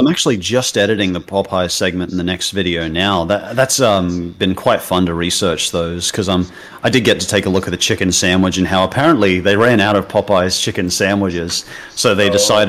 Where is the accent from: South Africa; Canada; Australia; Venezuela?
Australia